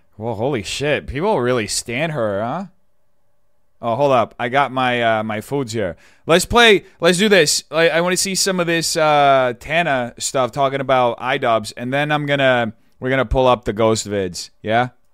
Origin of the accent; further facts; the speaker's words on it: São Paulo, Brazil; moved away; Sao Paulo Fashion Week is like the New York Fashion Week for my hometown